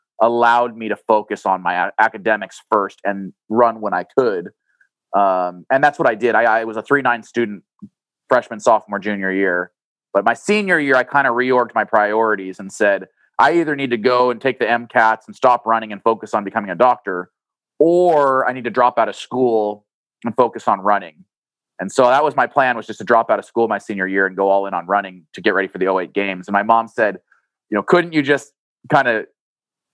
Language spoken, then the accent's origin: English; Boise, Idaho, United States; moved away as an adult; also born or lived in Salem, Oregon / Eugene, Oregon; growing up in Boise, Idaho, I played ice hockey.